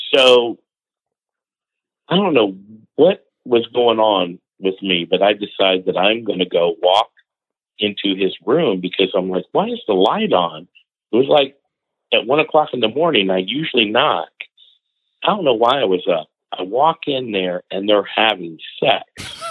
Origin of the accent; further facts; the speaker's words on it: Indiana, United States; I'm from Indiana.